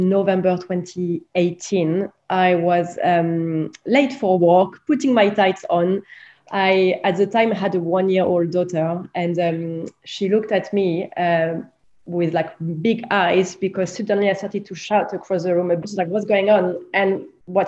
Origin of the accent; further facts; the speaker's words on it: France; growing up in France in the 90s